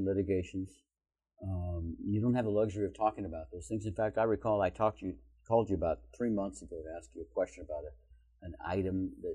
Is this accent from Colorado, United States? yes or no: yes; Colorado, United States; also born or lived in Tucson, Arizona; now in Reno, United States; I moved here in 2000 from Tucson, Arizona, originally from Colorado